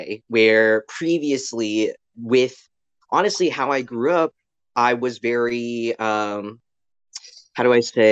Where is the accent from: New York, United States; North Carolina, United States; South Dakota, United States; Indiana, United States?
North Carolina, United States; Greenville; moved away as an adult; also born or lived in Midwest / Raleigh, North Carolina; I am originally from the Midwest, but I mostly grew up in Greenville, North Carolina. So I spent around from 13 to 18 in Greenville